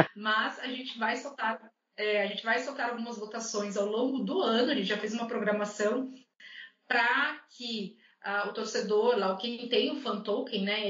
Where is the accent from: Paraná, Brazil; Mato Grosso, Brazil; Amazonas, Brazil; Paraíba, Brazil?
Paraná, Brazil; Curitiba; also born or lived in Rio Grande do Sul; now in Minas Gerais, Brazil; eu sou natural de Curitiba